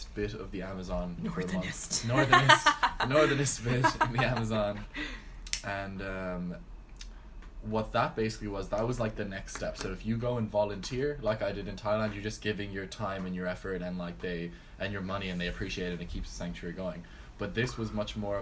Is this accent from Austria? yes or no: no; Galway, Ireland; accent: Galway; also born or lived in Florida, United States; I moved to Ireland when I was six from Florida, born in America.